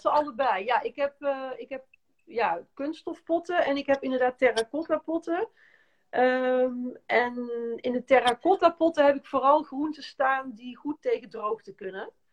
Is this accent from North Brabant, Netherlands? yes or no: yes; North Brabant, Netherlands; moved away as an adult; ik kom oorspronkelijk uit Brabant en we hadden een hele grote tuin.